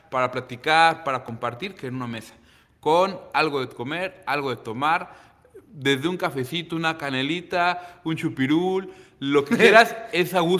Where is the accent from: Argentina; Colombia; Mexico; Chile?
Mexico; Manzanillo, Colima; no nací aquí en Manzanillo como muchos, pero tengo viviendo aquí, llegué a los 10 años de edad, tengo 34 años. Entonces tengo más de dos terceras partes de mi vida aquí